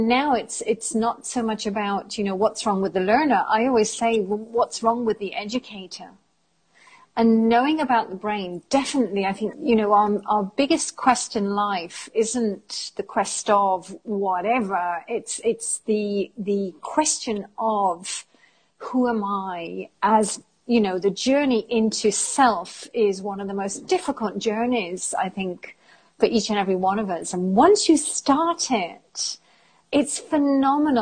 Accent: England, United Kingdom; moved away as an adult; also born or lived in Germany / Italy / France; now in Spain; I am British, although I consider myself to be quite European as I've lived outside of England for many, many years

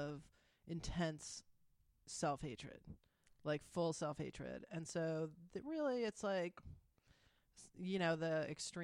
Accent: Pennsylvania, United States; I'm from Pennsylvania

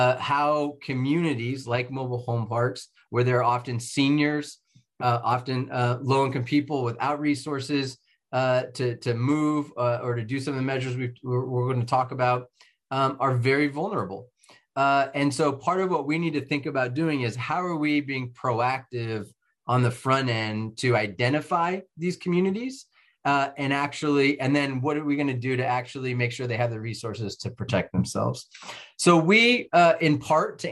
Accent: Novato, California, United States; ultimately became mayor of Novato as my hometown

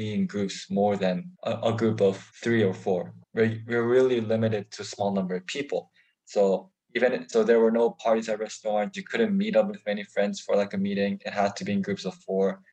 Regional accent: South Korea; I am 17. I'm from South Korea

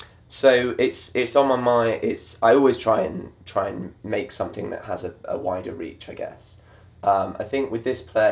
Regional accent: Manchester, North West England, United Kingdom; In Manchester.

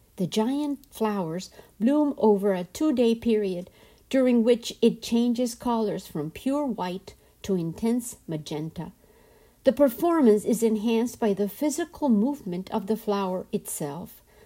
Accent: Colombia; I am from Colombia, and in my culture, men were often absent

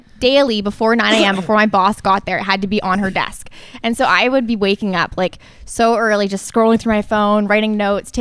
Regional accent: Toronto, Ontario, Canada; also born or lived in New York City; I'm from Toronto

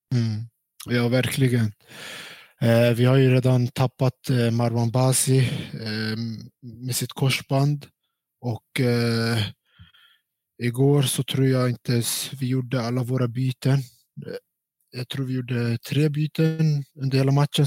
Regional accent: Stockholm, Stockholm County, Sweden; moved away as an adult; also born or lived in Kurdistan, Iraq / Norrland; now in Jönköping, Sweden; Jag är uppväxt i Stockholm och eh, bott där hela

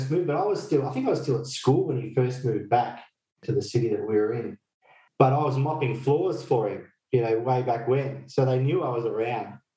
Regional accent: Fiji; So when I grew up in Fiji in my uh, in my youth

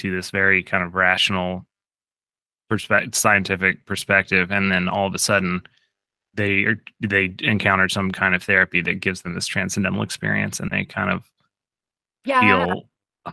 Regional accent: Alabama, United States; I was raised in the Episcopal Church, which in Alabama is kind of mystical

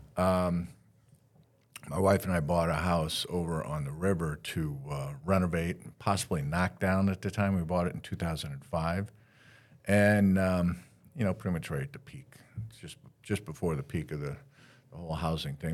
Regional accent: Northwest Ohio, United States; now in Daytona Beach, United States; I'm that punk from Northwest Ohio, grew up in the middle of cornfields

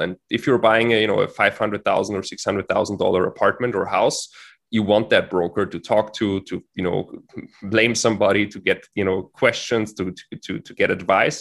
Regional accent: Austria; moved away as an adult; also born or lived in Florida / Switzerland; as I'm from Austria

